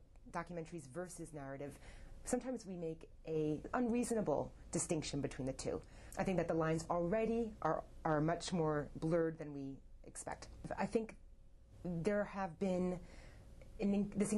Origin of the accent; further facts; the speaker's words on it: New York City, New York, United States; Growing up in New York City, my father was the founder